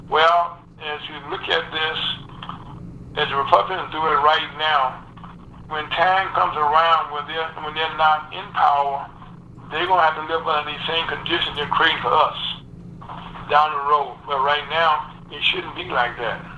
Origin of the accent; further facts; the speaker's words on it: the South, United States; I came from the South, you know, I was down, you know, in the 60s, I, I experienced what it was like, you know, to live under Jim Crow